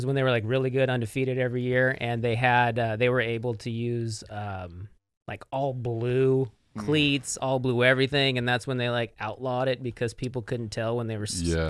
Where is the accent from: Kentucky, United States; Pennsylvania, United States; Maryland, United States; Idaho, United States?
Idaho, United States; Coeur d'Alene; also born or lived in California / Boise, Idaho; I'm from California, but I lived in Idaho most of my life.